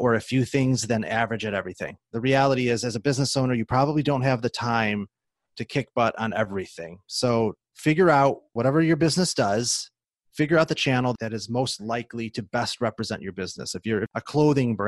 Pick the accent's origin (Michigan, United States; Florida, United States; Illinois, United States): Illinois, United States; Chicago; moved away as an adult; now in Seattle, United States; I'm originally from the Chicagoland area, suburbs